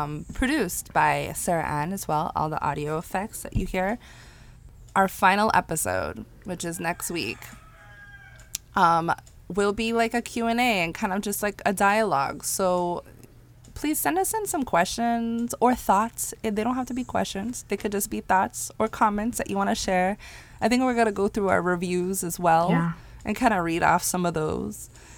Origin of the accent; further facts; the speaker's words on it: Ireland; because growing up in Ireland, majority of people grew up within the church and those religions.